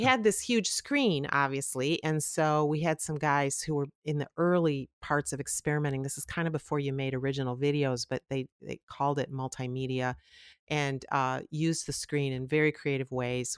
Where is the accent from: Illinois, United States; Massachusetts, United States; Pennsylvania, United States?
Illinois, United States; Chicago; I grew up in the Chicago area, the suburbs, very close to O'Hare Airport